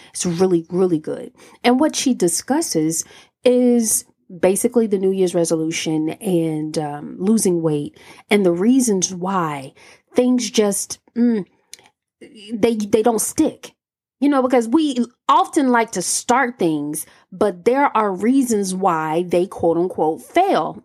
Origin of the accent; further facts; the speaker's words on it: Alabama, United States; I'm from Alabama